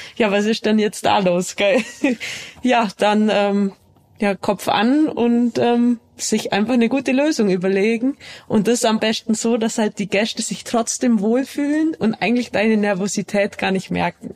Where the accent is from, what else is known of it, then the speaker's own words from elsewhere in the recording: Allgäu, Bavaria, Germany; ich bin ja im Allgäu aufgewachsen